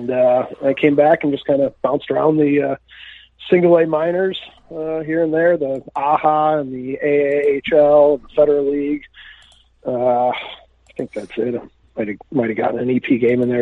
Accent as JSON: {"language": "English", "town": "Chicago", "region": "Illinois", "country": "United States", "tie": "born or raised there", "also_born_or_lived": "Stockholm, Sweden", "said": "I'm from Chicago, Illinois. I grew up here playing you know, travel hockey"}